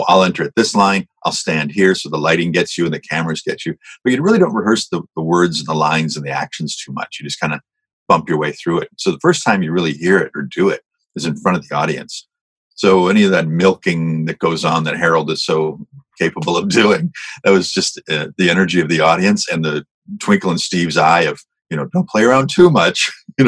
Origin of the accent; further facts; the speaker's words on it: Hamilton, Ontario, Canada; I was from Hamilton, so I grew up watching Smith and Smith